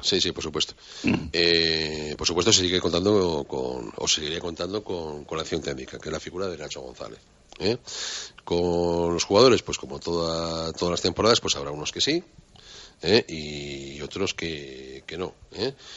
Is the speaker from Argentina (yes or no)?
no; Spain; como españoles